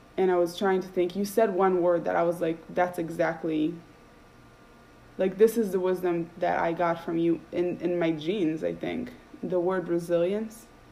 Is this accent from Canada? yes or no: no; Israel; moved away as an adult; now in United States; the way I grew up in Israel, I grew up Orthodox